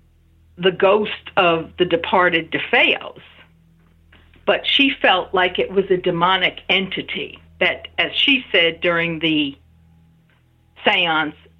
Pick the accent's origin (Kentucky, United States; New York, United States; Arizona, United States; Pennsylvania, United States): New York, United States; New York City; now in Massachusetts, United States; My hometown of College Point, Queens